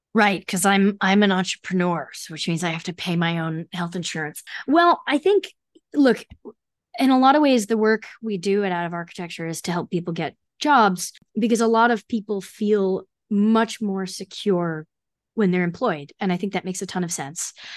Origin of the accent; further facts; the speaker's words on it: New Jersey, United States; I grew up in New Jersey, so I commuted into the city one day a week